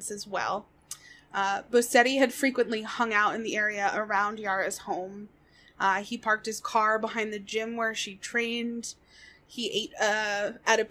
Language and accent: English; United States; I, as an American